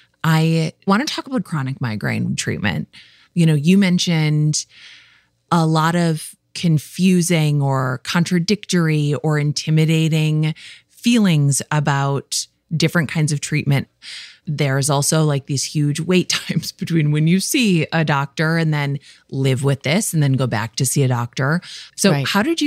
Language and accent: English; Midwest, United States; I'm from the Midwest. We love talking about weather, okay?